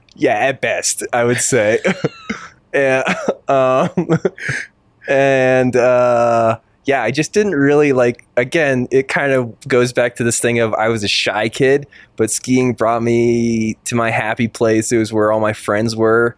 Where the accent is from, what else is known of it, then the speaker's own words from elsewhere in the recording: Concord, Massachusetts, United States; also born or lived in New Hampshire; pretty much in New England, um, New Hampshire, and just outside of Boston in Concord, Massachusetts, home of Walden Pond.